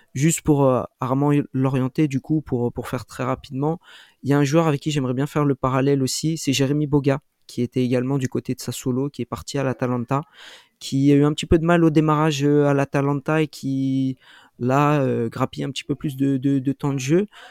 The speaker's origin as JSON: {"language": "French", "country": "France", "said": "en tant que Français"}